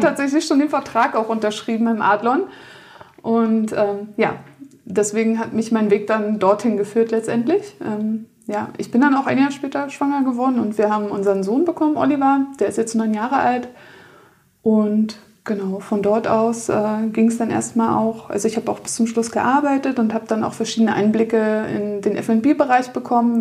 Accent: Berlin, Germany; moved away as an adult; in meine Heimat nach Berlin

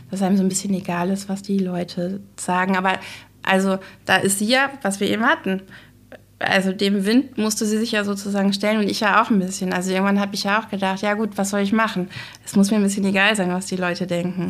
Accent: Glücksburg, Schleswig-Holstein, Germany; also born or lived in Flensburg; ich bin 1975 geboren und hier in Glücksburg aufgewachsen, zur Grundschule gegangen

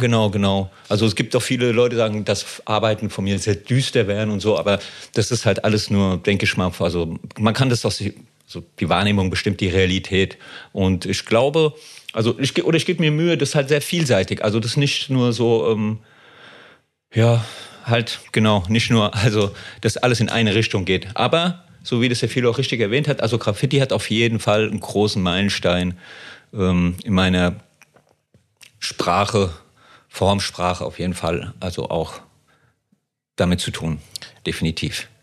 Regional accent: Frankfurt am Main, Hesse, Germany; ich komme aus Frankfurt am Main Höchst

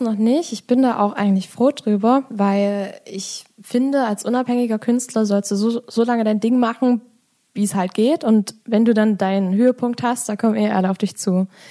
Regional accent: Ore Mountains, Saxony, Germany; bei uns im Erzgebirge

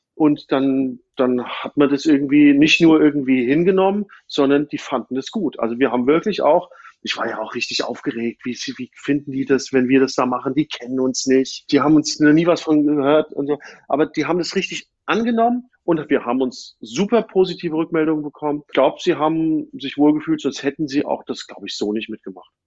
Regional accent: Frankfurt, Hesse, Germany; moved away; ich komme ja ursprünglich aus Frankfurt oder aus der Gegend von Frankfurt

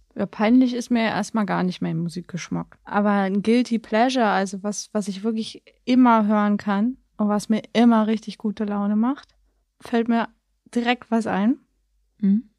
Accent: Berlin, Germany; Ich komme aus Berlin

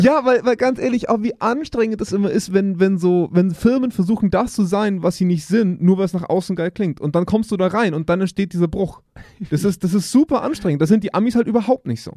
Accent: Germany; wir als Deutsche

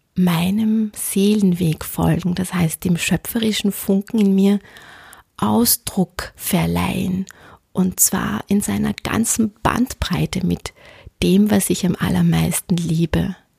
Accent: Austria; ich bin am Land aufgewachsen

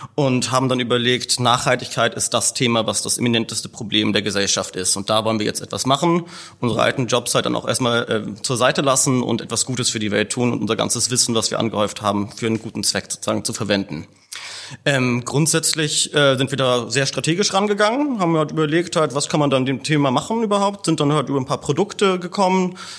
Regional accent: Hamburg, Germany; Wir hatten als Hamburger

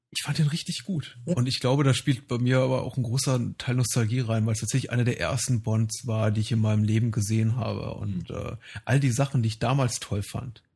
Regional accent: Germany; wir so als, als, als Deutsche

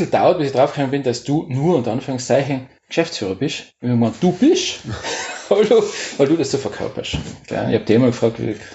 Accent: Tyrol, Austria; born there; Und ich glaube, wenn man jetzt an Holo denkt, so als, als gebürtiger Tiroler, was fällt dann da ein?

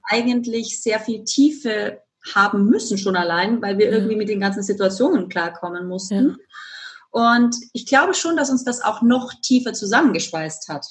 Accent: Germany; moved away as an adult; also born or lived in Spain; now in Vienna, Austria; ich wohne ja in Wien und bin gebürtige Deutsche und war sehr mhm. lange in Spanien

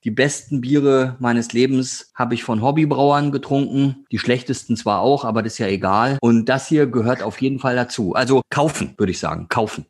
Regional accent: Northern Germany, Germany; Ich jetzt als Norddeutscher

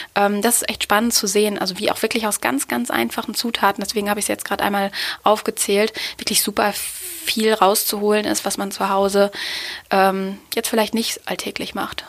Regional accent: Osnabrück, Lower Saxony, Germany; aus meiner Heimatstadt Osnabrück

